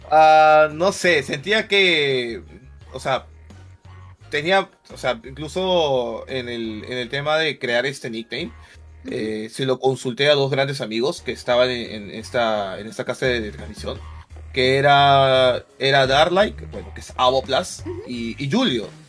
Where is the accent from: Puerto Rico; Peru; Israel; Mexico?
Peru; Lima; yo soy de Chorrillos, soy de Lima, Perú. Chorrillos ha sido la ciudad donde, bueno, el lugar donde he vivido durante todos mis 27 años